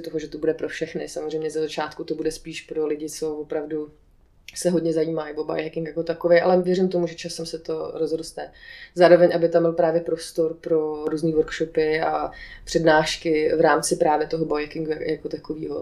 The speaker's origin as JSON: {"language": "Czech", "town": "Aš", "region": "Karlovy Vary Region", "country": "Czechia", "tie": "born or raised there", "moved": "yes", "said": "Já jsem původně z Aše"}